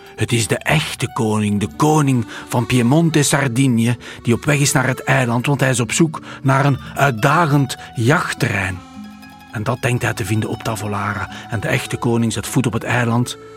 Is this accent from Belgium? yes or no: yes; Belgium; we komen uit België